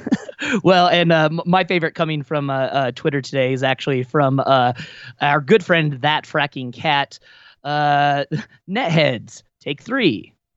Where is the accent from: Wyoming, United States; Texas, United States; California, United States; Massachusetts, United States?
Wyoming, United States; moved away; growing up in Wyoming